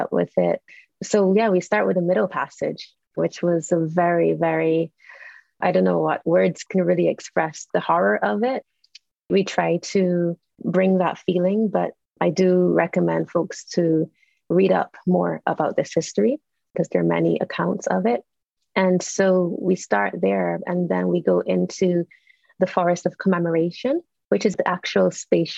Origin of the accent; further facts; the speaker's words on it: Barbados; I'm from Barbados in the Caribbean